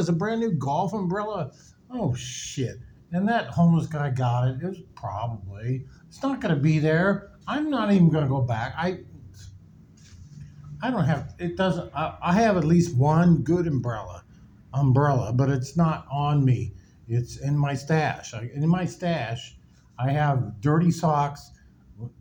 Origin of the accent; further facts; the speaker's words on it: Nebraska, United States; now in Miami, United States; I'm from Nebraska